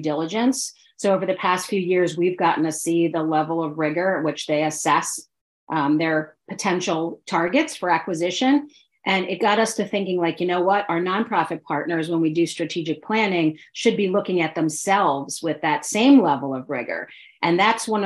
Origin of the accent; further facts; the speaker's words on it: outside New York City, northern New Jersey, United States; now in Philadelphia, United States; I grew up outside of New York City in a part of northern New Jersey, or central northern New Jersey.